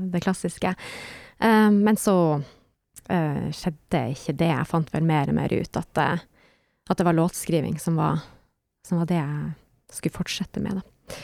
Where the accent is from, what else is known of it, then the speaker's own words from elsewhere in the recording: Harstad, Troms, Norway; also born or lived in Berlin; Jeg er en artist fra Nord-Norge, nærmere bestemt Harstad